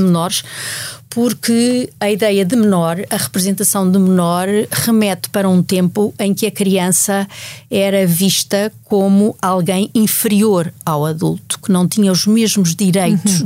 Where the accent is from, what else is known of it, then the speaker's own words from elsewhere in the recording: Portugal; como portuguesa e como mulher